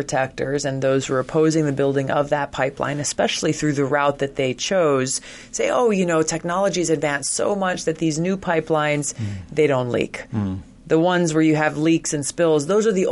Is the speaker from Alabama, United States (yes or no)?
no; Hawaii, United States; I come from Hawaii